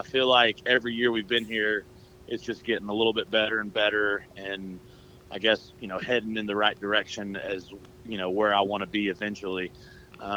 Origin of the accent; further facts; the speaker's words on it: Oklahoma, United States; now in Nashville, United States; I'm from Oklahoma